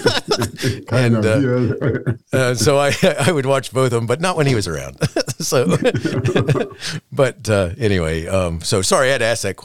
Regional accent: Daytona Beach, Florida, United States; also born or lived in Chicago; growing up in Daytona Beach, Florida

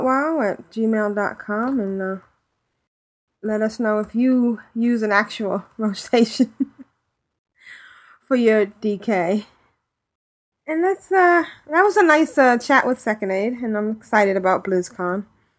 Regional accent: the South, United States; accent: Southern; as long as you only make fun of my southern accent a little bit.

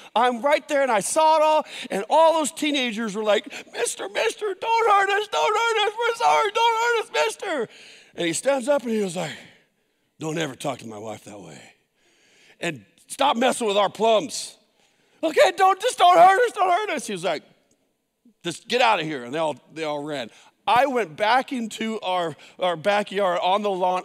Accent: San Jose, California, United States; where we grew up in San Jose

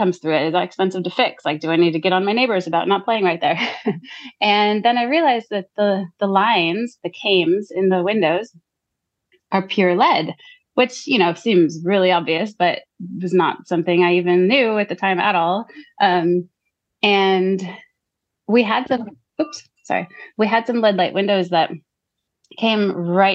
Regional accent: United States; accent: American; moved away as an adult; now in Gisborne, New Zealand; growing up in America

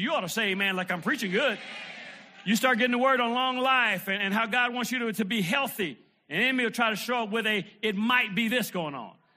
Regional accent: Detroit, Michigan, United States; I remember being a little kid, man, and uh, growing up in Detroit

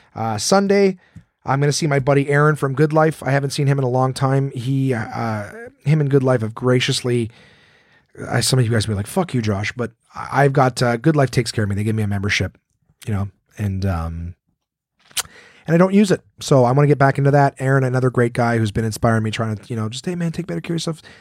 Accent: Ottawa, Ontario, Canada; we grew up in Ottawa, which is right on the border of Quebec

